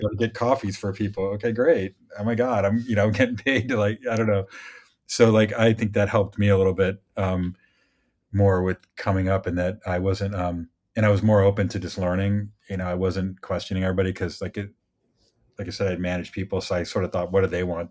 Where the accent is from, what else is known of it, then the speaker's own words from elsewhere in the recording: Midwest, United States; moved away; I grew up in the Midwest